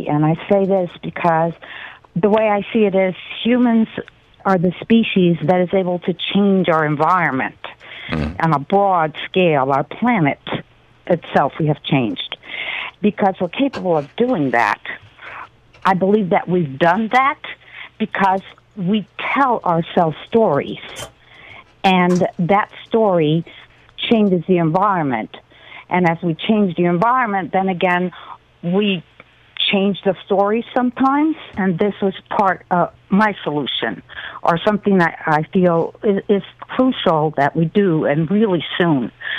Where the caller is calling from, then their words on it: Hemet, California, United States; Hemet, California.